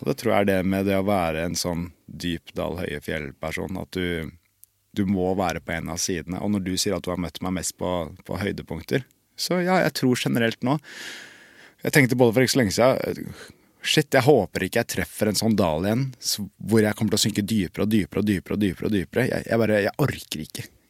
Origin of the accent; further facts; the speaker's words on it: Bærum, Akershus, Norway; jeg kommer fra Bærum